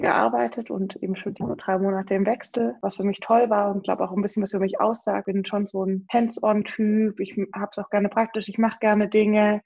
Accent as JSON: {"language": "German", "area": "Stuttgart region", "region": "Baden-Württemberg", "country": "Germany", "said": "ich komme ja aus Stuttgarter Region"}